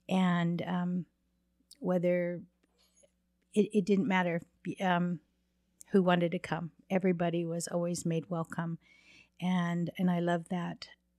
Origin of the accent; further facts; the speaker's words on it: Alpine, Utah, United States; also born or lived in Laguna Pueblo; I'm from Alpine, Utah.